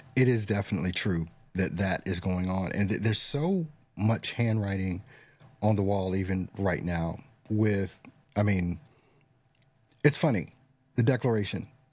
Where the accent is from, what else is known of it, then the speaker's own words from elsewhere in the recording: United States; as an American